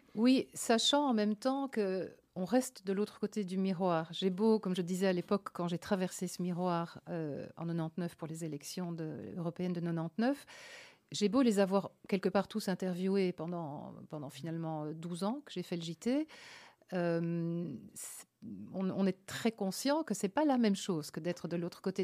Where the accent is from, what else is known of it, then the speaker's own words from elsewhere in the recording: Liège province, Wallonia, Belgium; moved away as an adult; also born or lived in Province of Antwerp / Luxembourg / Brussels; je suis née, je suis à Baleine. C'est près de Meaux et donc près d'Anvers. Jusqu'à cinq 5 ans, j'étais à l'école